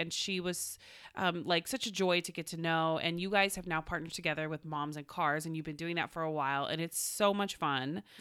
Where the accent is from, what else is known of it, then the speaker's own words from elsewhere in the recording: Oklahoma, United States; now in Los Angeles, United States; I'm from Oklahoma originally.